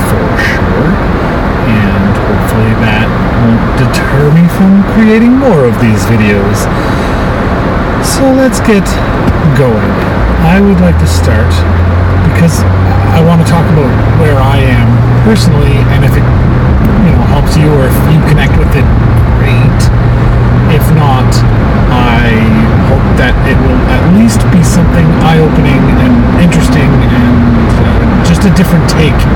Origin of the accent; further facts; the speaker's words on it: Dartmouth, Nova Scotia, Canada; now in Winnipeg, Canada; Like I'm from Dartmouth. that's that's to me that's where my heart is. Like if I ever go back home to retire, live, whatever, it'll be to Halifax and Dartmouth.